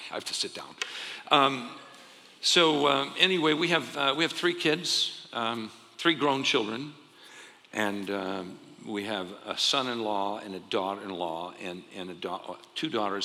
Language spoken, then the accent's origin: English; Arizona, United States; also born or lived in Ohio; I grew up here in Arizona